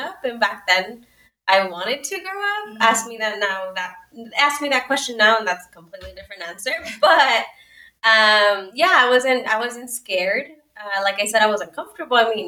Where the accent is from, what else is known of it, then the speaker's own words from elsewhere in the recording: El Paso, Texas, United States; also born or lived in Ciudad Juárez, Mexico / Austin, Texas; I was born and raised in El Paso, Texas, and I would say that I also was born in Juarez for most of my childhood